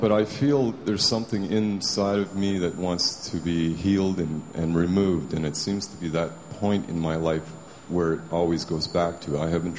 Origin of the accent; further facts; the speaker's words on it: Vancouver, British Columbia, Canada; I'm from Vancouver, Canada.